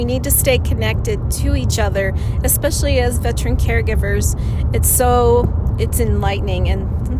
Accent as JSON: {"language": "English", "region": "Ohio", "country": "United States", "said": "Hi, everyone. How are you doing? I am from Ohio"}